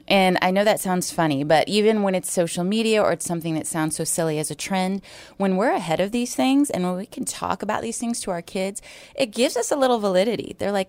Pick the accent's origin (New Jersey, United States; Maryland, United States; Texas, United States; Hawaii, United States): Hawaii, United States; So I'm from Hawaii.